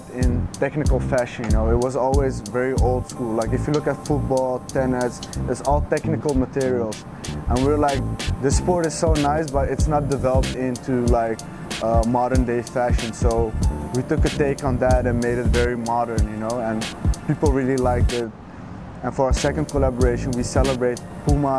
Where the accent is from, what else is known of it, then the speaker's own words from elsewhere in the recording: Amsterdam, North Holland, Netherlands; growing up in Amsterdam, having that European mentality